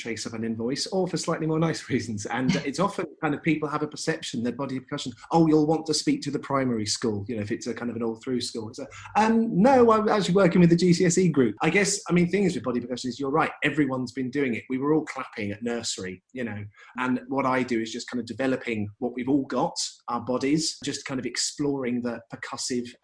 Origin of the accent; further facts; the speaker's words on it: Brighton, South East England, United Kingdom; I'm from Brighton, which has always been a kind of a town of lots and lots of musical opportunities, and kind of went through the music service